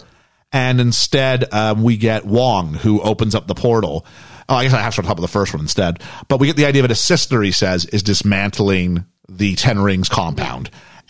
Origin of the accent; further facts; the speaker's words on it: Canada; as a Canadian